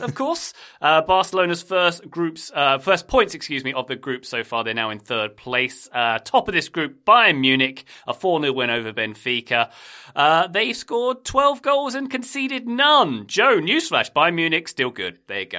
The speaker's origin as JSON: {"language": "English", "country": "United Kingdom", "said": "typical Brit"}